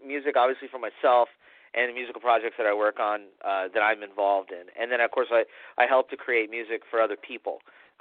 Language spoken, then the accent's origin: English; Tampa, Florida, United States; I am a third-generation Tampanian, Tampa, Florida